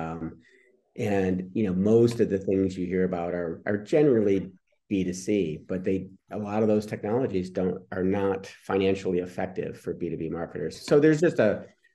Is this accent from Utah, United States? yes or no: no; Detroit, Michigan, United States; I grew up in Detroit